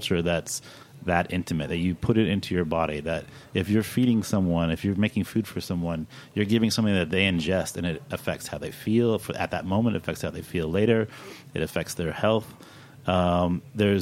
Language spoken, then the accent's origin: English; Kentucky, United States; moved away; I'm from Kentucky